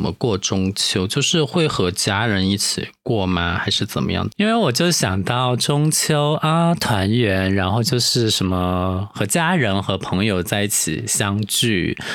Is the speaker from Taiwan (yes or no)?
no; Chongqing, China; 我们重庆老家那边叫小娘